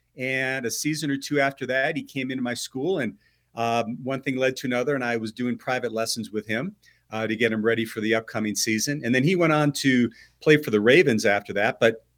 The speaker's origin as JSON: {"language": "English", "region": "Wisconsin", "country": "United States", "tie": "born or raised there", "moved": "yes", "said": "I grew up in Wisconsin. Of course, I was a cheesehead my whole life."}